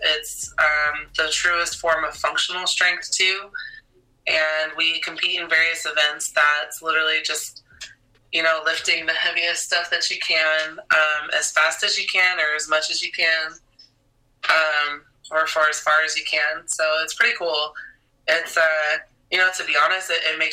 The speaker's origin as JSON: {"language": "English", "country": "United States", "tie": "born or raised there", "moved": "as an adult", "lives_now": "San Antonio, United States", "said": "I grew up in Washington"}